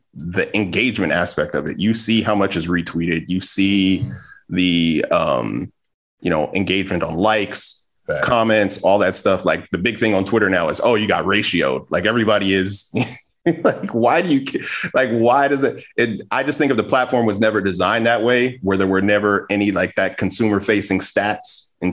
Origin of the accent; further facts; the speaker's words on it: Los Angeles, California, United States; I grew up